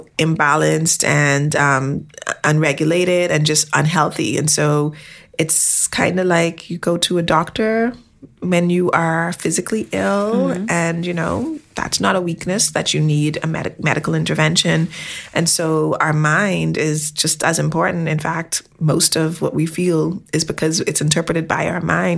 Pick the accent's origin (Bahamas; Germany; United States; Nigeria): Bahamas; I'm from the Bahamas, and our population is primarily people of color